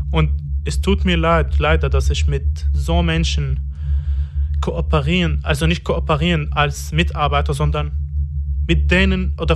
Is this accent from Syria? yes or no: yes; Damascus, Damascus Governorate, Syria; moved away as an adult; now in Germany; Ich bin 27 Jahre alt, seit zwei Jahren in Deutschland. Ich bin in Damaskus geboren und aus Damaskus. Ich habe mein ganzes Leben in Damaskus.